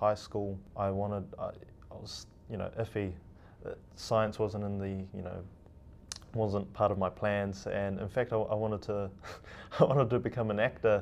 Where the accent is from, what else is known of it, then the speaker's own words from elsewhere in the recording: Auckland, New Zealand; also born or lived in Mitiaro, Cook Islands; I'm from the Cook Islands, in a little island called Metiaro. And I have grown up here in New Zealand